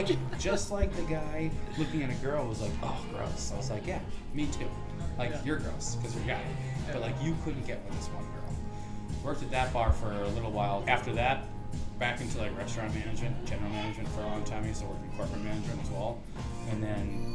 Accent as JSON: {"language": "English", "region": "North Central Massachusetts", "country": "United States", "moved": "yes", "lives_now": "New York, United States", "said": "I'm from North Central Mass, which is like, I'm from like a farm town in the middle of nowhere."}